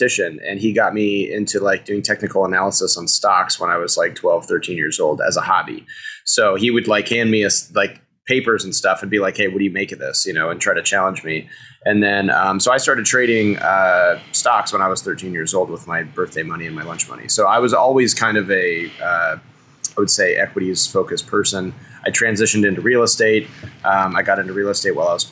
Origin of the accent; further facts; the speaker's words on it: California, United States; also born or lived in Texas; As a Californian